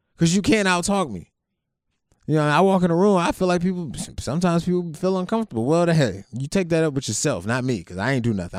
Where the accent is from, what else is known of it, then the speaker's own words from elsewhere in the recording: Youngstown, Ohio, United States; I came from Youngstown